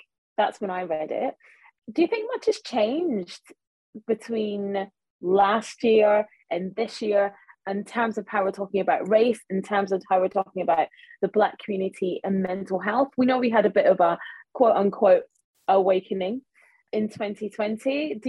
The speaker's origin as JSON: {"language": "English", "town": "Glasgow", "region": "Scotland", "country": "United Kingdom", "said": "I'm from Glasgow."}